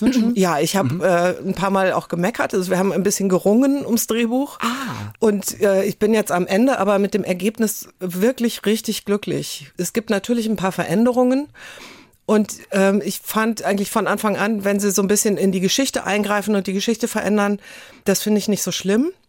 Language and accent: German; Cologne, North Rhine-Westphalia, Germany; also born or lived in Coesfeld; now in Hamburg, Germany